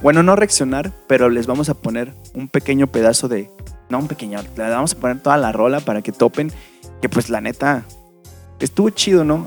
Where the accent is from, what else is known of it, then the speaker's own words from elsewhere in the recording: Mexico; por ser mexicanos y por vivir